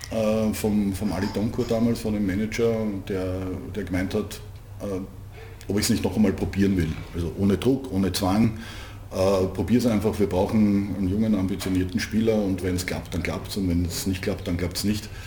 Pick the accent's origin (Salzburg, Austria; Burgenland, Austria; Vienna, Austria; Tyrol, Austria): Vienna, Austria; als Wiener hat man es in Niederösterreich auch nicht besonders leicht gehabt